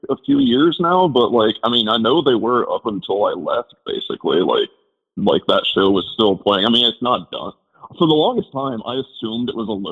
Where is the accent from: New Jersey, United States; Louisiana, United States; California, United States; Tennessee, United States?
Tennessee, United States; Knoxville; I grew up in Knoxville